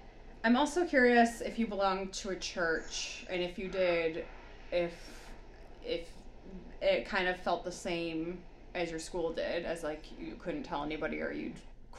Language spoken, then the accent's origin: English; Michigan, United States; I grew up in Michigan